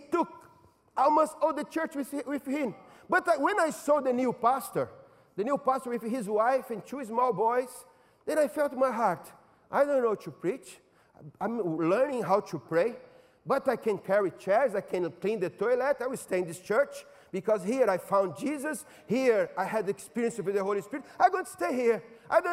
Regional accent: São Paulo, Brazil; moved away; In São Paulo, my hometown

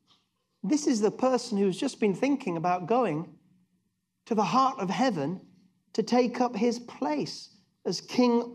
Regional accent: England, United Kingdom; being very English at heart

